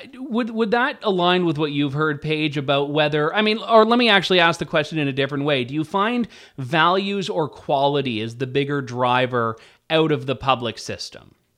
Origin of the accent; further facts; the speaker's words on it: Ontario, Canada; growing up in Ontario